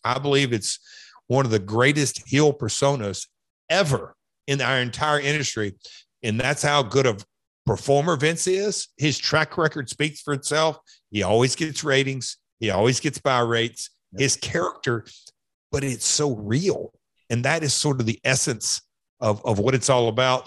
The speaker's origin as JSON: {"language": "English", "town": "Nashville", "region": "Tennessee", "country": "United States", "said": "I am from Nashville"}